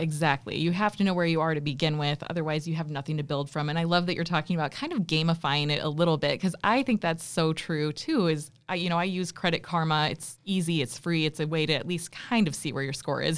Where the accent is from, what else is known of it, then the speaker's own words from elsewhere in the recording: South Dakota, United States; I am from South Dakota also